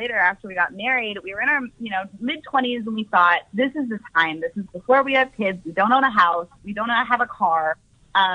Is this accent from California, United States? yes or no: yes; Northern California, United States; we're from Northern California